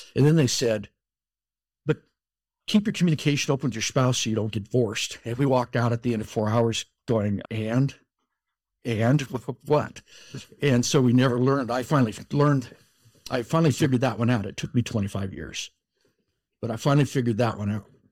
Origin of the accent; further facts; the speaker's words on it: Colorado, United States; moved away as an adult; now in Utah, United States; I grew up in Colorado, out on the plains in a small farm town